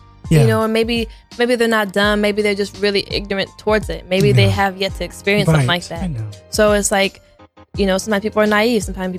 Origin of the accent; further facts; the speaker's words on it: Portland, Oregon, United States; moved away as an adult; now in Los Angeles, United States; I'm from Portland. I come to this really big city